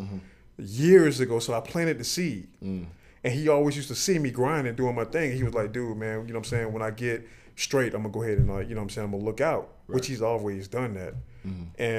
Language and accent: English; Miami Gardens, Florida, United States; Born and raised in Miami.